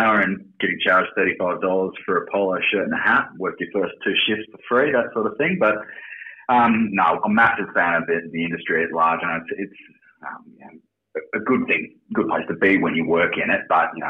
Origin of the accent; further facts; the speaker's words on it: Melbourne, Victoria, Australia; I was born in a hospital that I don't believe exists anymore in South Melbourne. But born into a family in Surry Hills and spent most of my formative years in the hills.